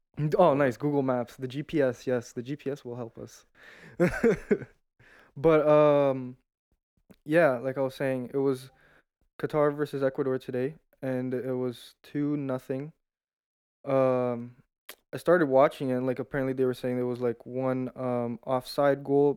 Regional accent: Brazil; also born or lived in Toronto, Canada; I lived there till I was six, and then I moved to Brazil

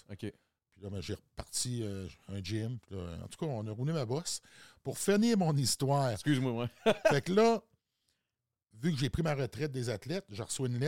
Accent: Quebec, Canada; Non, moi, je viens de la Côte-Nord.

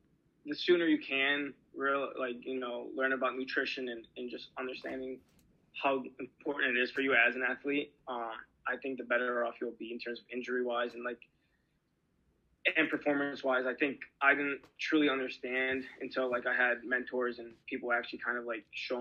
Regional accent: Michigan, United States; I'm from Michigan

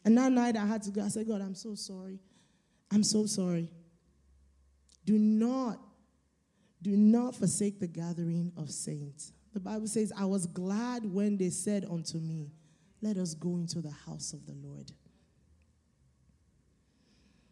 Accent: Nigeria; I'm Nigerian

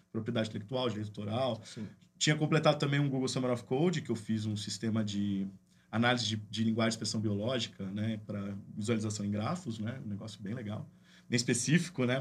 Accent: Campinas, São Paulo, Brazil; also born or lived in Limeira; Sou daqui de Campinas também.

